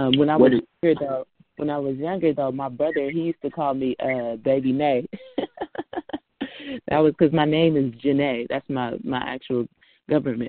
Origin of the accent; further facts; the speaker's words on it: Richmond, California, United States; I'm from Richmond. Richmond, Rich City, California